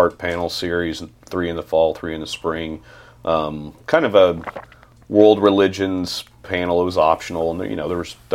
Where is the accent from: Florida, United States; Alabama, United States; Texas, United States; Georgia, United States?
Texas, United States; Longview; now in Texarkana, United States; I'm born and raised in Longview, which is about 80 miles south of here